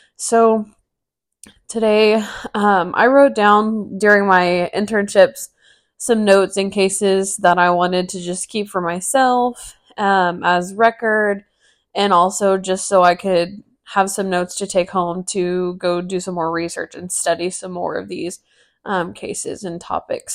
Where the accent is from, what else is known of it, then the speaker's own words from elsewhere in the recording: Texas, United States; moved away as an adult; now in Amarillo, United States; moving, you know, across the state ten hours away from my family